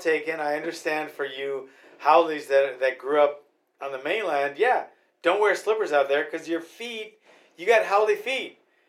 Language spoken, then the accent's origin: English; Hawaii, United States; We from Hawaii